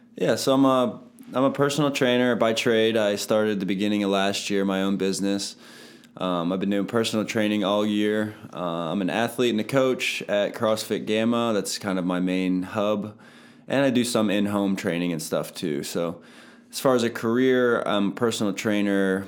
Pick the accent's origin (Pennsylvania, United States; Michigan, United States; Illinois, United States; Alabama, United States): Pennsylvania, United States; Palmyra; also born or lived in Lebanon, Pennsylvania; born in Lebanon, but I grew up my whole life in Palmyra. I went to Palmyra School District